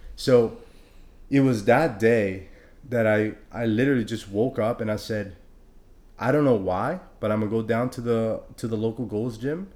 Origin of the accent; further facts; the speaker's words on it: Honduras; I'm from Honduras